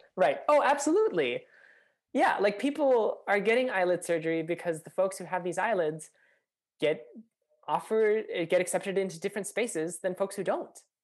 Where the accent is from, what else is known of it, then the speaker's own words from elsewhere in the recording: Minnesota, United States; growing up in Minnesota